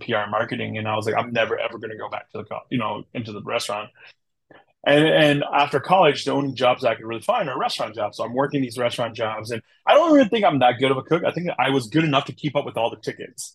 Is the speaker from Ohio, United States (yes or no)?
no; Wisconsin, United States; also born or lived in Thailand / St. Paul, Minnesota; I'm a Wisconsin boy originally. I'm from Wisconsin, so I'm a Wisconsin boy